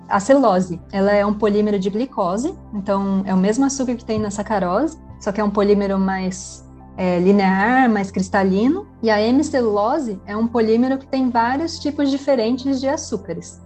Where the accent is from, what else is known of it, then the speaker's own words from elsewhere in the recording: Taubaté, São Paulo, Brazil; also born or lived in Santos / Campinas; Eu nasci em Santos, no estado de São Paulo, mas eu moro em Taubaté. Eu cresci aqui